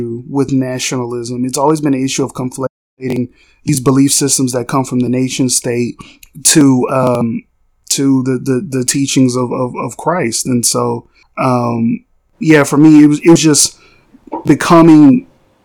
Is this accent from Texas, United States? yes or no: yes; Texas, United States; I'm a Texan.